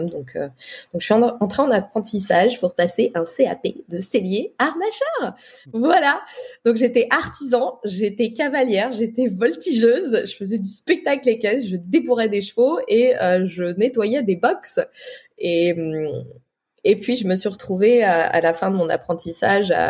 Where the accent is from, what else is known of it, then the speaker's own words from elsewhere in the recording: Toulouse, Occitania, France; now in Paris, France; C'est pour ça que je suis partie de Toulouse pour venir à Paris.